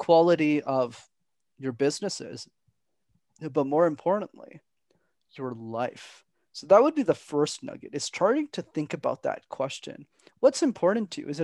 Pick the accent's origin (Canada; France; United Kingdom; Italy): Canada; Montreal, Quebec; my parents were factory workers, minimum wage, growing up in Montreal